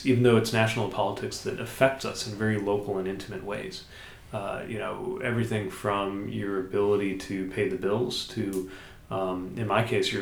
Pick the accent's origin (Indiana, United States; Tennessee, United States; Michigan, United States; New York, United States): Indiana, United States; South Bend; my my hometown schools